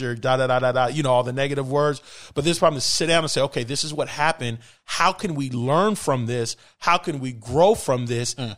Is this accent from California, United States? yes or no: yes; Bay Area, California, United States; moved away as an adult; also born or lived in Los Angeles; now in South Florida, United States; born and raised in the Bay Area